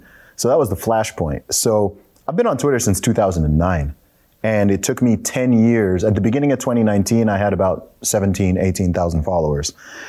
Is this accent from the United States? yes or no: no; England, United Kingdom; So for anyone who's wondering about my accent and why I don't sound like a typical Englishman, it's because of that.